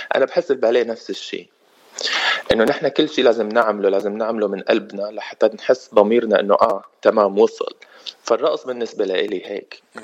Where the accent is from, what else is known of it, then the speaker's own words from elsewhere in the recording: Damascus, Damascus Governorate, Syria; moved away as an adult; also born or lived in Netherlands; now in United States; أنا من سوريا انولدت بسوريا من أب فلسطيني وأم سورية من مخيم اليرموك بالشام